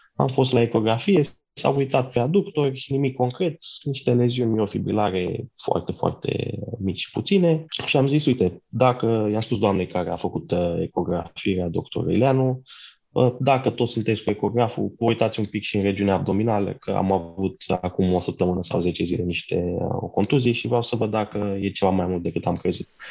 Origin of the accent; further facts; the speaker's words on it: Brașov, Brașov County, Romania; moved away; eu sunt din Brașov, aș fi vrut să rămân, în, să mă întorc înapoi în Brașov